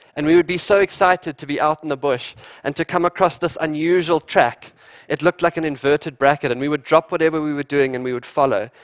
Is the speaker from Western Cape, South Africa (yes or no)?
no; eastern South Africa, Londolozi Game Reserve, Mpumalanga, South Africa; I grew up in the wild eastern part of South Africa at a place called Londolozi Game Reserve